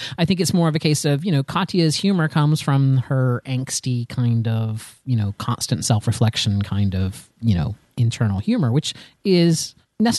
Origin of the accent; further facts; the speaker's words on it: Central Florida, United States; both Taylor and I were born and raised in the Central Florida area